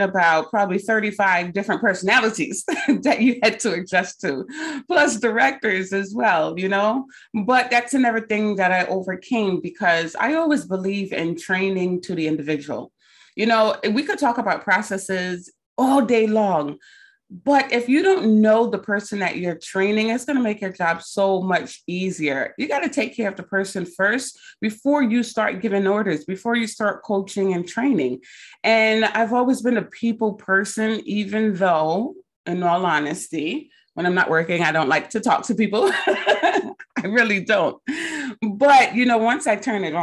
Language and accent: English; Barbados; moved away; I'm from Barbados originally. So sometimes your accent come out when you get real passionate about something.